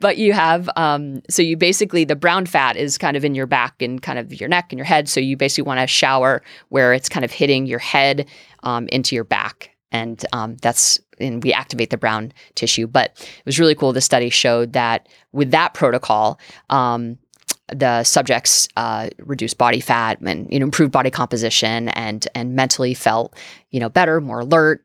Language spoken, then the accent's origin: English; New England, United States; I'm from New England